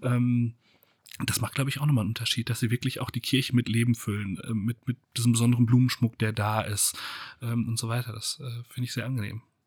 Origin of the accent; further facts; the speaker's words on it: Germany; wir als Deutsche